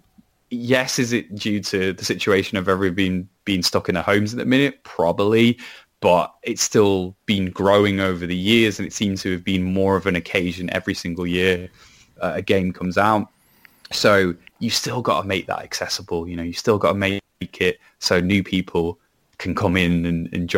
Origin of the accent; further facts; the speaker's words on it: Wales, United Kingdom; even though I am a Welshman despite my accent.